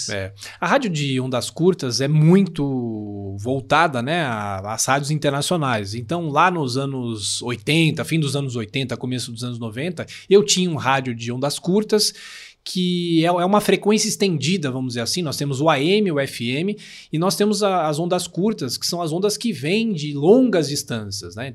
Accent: São Paulo, Brazil; Sou de São Paulo, capital. Nasci em São Paulo, aqui na região da Bela Vista.

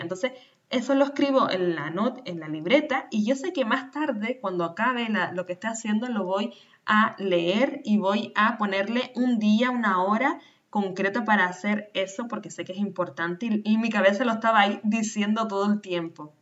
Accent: Canary Islands, Spain; nacida en Canarias

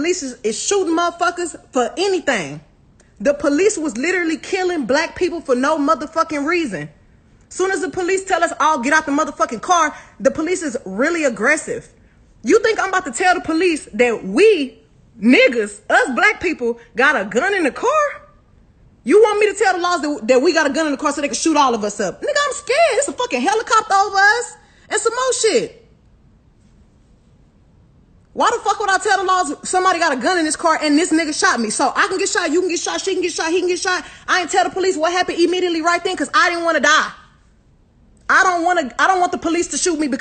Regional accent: Houston, Texas, United States

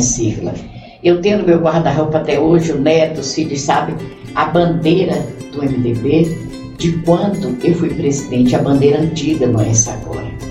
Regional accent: Itabuna, Bahia, Brazil; Itabuna porque essa é a minha terra

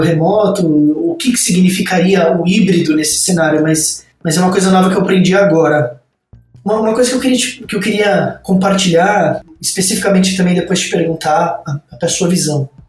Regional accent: São Bernardo do Campo, São Paulo, Brazil; sou nascido no ABC de São Paulo, São Bernardo, e eu vivi a maior parte da minha vida é, em São Paulo e no interior de São Paulo, muito próximo.

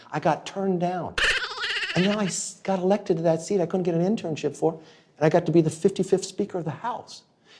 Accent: California, United States; I come from California. I grew up in a family that were Democrats.

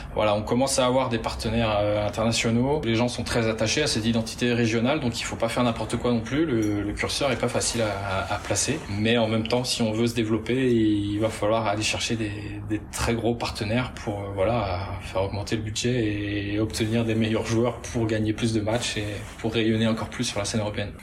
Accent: Douarnenez, Brittany, France; now in Rennes, France; je suis du Finistère, je suis né à, à Douarnenez

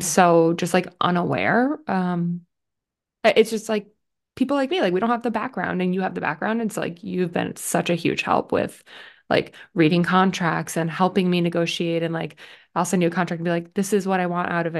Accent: Connecticut, United States; from Little Connecticut

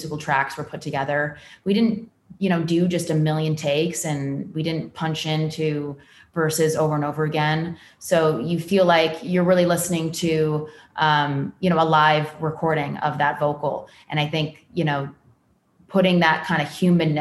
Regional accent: California, United States; born or raised there

